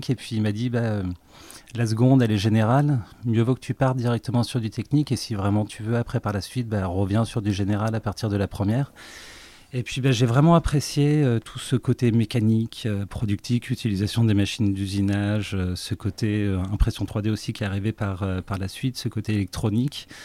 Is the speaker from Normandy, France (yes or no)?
yes; Dieppe, Normandy, France; je suis rouennais, j'ai 39 ans, bientôt 40 en fin d'année. je suis originaire de Dieppe, euh, donc euh, dans le pays de Co, à côté de, Rouen